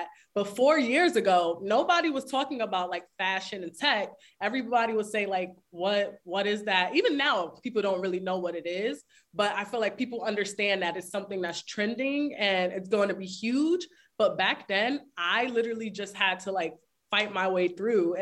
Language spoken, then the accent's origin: English; New York City, New York, United States; I'm from the Bronx, New York